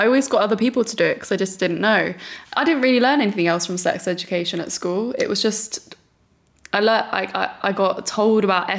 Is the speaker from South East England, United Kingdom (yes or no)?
yes; Brighton, South East England, United Kingdom; I grew up in Brighton